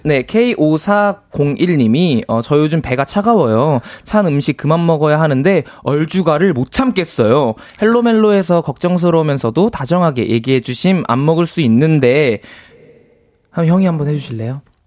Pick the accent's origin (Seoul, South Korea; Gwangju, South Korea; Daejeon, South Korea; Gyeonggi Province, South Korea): Daejeon, South Korea; moved away; 저는 추석에 이제 대전 고향에 내려갔다 왔는데